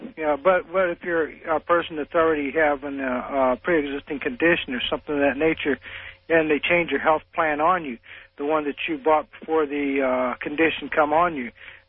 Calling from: Collinsville, Illinois, United States; It's …. I'm calling from Collinsville, Illinois.

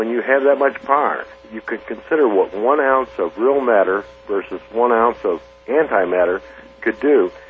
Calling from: Bourbon, Missouri, United States; I'm calling from uh, Bourbon, Missouri.

